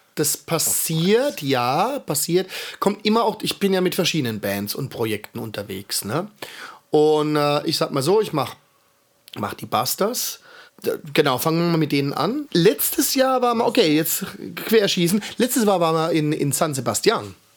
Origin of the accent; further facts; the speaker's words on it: Heidelberg, Baden-Württemberg, Germany; also born or lived in Schwetzingen; ich bin waschechter Heidelberger, ne? in Heidelberg aufgewachsen